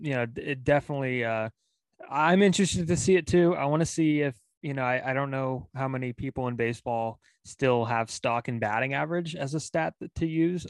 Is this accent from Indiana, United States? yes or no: no; Pacifica, California, United States; Pacifica, my hometown